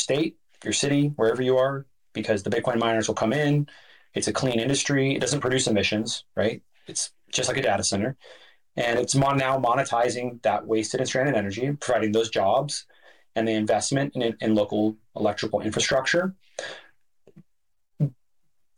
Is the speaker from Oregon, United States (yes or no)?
yes; Oregon, United States; my home state of Oregon